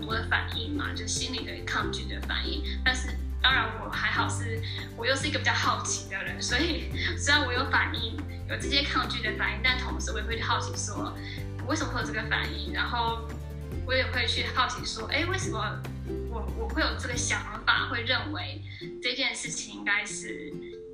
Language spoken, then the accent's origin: Chinese; Taiwan; moved away as an adult; also born or lived in United Kingdom; 毕竟我们都是在台湾长大的